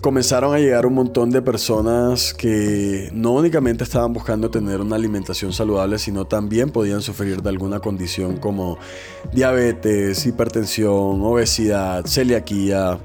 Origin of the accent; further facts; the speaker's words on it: Barranquilla, Atlántico, Colombia; also born or lived in New York; Soy barranquillero, tengo 32 años